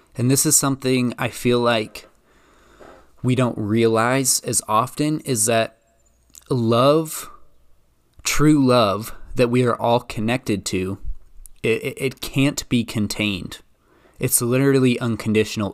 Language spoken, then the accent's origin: English; Idaho, United States; I'm from Idaho